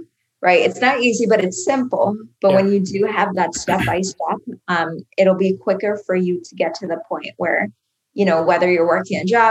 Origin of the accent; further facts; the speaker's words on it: Iowa, United States; moved away as an adult; now in Miami, United States; I moved away from my home state, which is Iowa